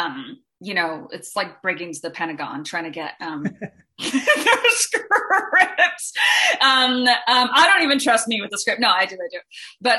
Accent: Singapore; moved away; I'm from Singapore originally

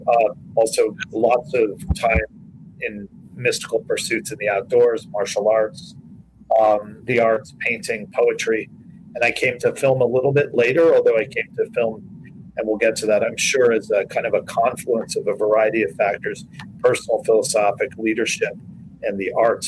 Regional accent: New York City, New York, United States; I'm a, a native New Yorker. I was born in Manhattan, uh, uh, Mount Sinai Hospital in 1964, and I grew up in New York City

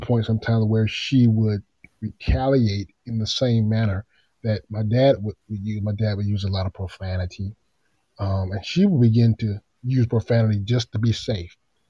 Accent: Tacoma, Washington, United States; born there; Like you said, I was born in Tacoma, Washington.

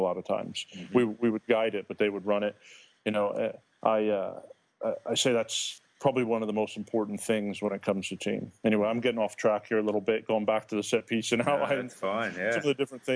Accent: Indiana, United States; Being an Indiana boy

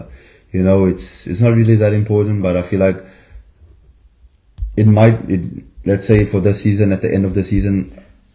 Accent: South Africa; moved away as an adult; now in Biarritz, France; I'm South African

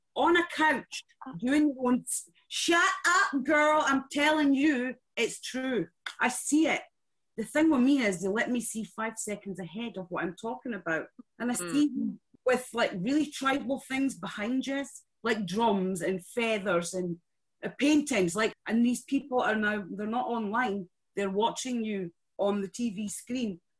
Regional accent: Scotland, United Kingdom; I love being Scottish

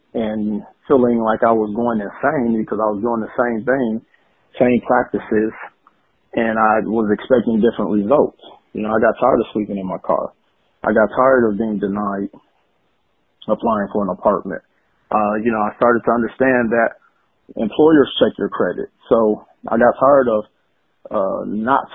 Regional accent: Milwaukee, Wisconsin, United States; I was born in Milwaukee, Wisconsin

